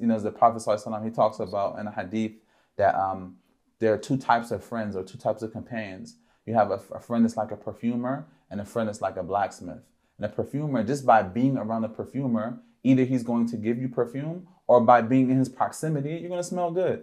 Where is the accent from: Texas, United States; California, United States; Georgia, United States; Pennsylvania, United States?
Pennsylvania, United States; Philadelphia; I grew up in Philadelphia, P